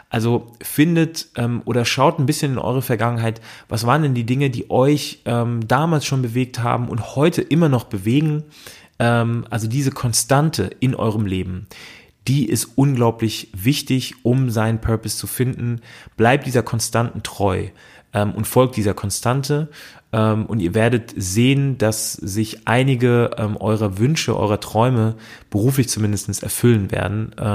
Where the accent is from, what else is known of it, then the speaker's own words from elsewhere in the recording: Frankfurt am Main, Hesse, Germany; habe dann auch direkt in meiner Heimatstadt in Frankfurt am Main äh, einen Psychologiestudienplatz äh, bekommen.